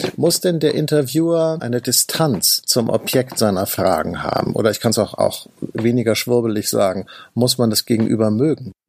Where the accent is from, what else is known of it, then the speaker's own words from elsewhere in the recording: Northern Germany, Germany; ich komme ja aus Norddeutschland